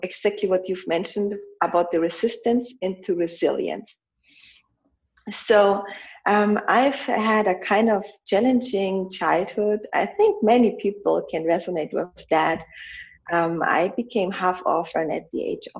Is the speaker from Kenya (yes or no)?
no; Germany; also born or lived in Poland; I was almost 7 when my mom died, and I was 7 when I moved from Poland to Germany.